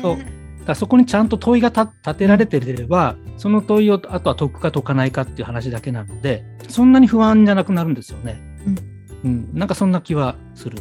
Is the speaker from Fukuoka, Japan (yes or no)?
yes; Fukuoka, Japan; moved away; 地元の福岡